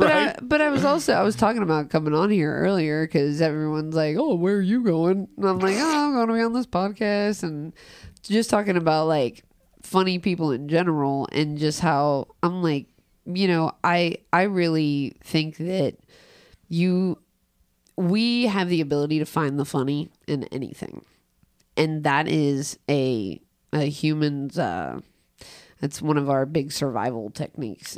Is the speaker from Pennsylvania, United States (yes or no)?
no; Cincinnati, Ohio, United States; I grew up in Price Hill, but I also grew up in South Fairmount